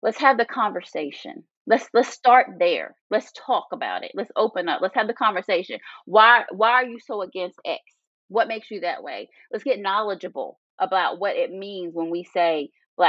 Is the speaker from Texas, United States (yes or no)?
no; Northern Virginia, United States; moved away; I grew up in Northern Virginia